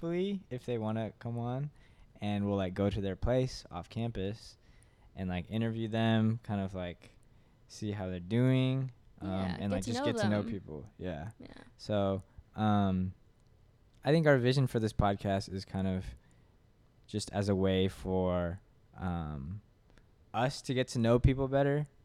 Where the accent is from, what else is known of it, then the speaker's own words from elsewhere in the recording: Katy, Texas, United States; I'm a senior mechanical engineering major. I'm from Katy, from Seven Lakes